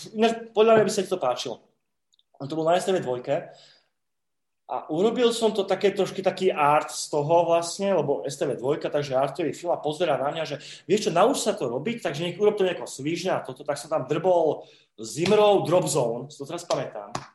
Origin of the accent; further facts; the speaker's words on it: Slovakia; u nás na STVčke bol Nosferatu